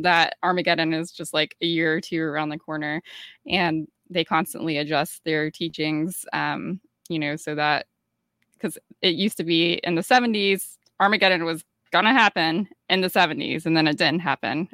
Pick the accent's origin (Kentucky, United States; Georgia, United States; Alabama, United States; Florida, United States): Georgia, United States; I grew up in Georgia, and Georgia is, you know, part of the Bible Belt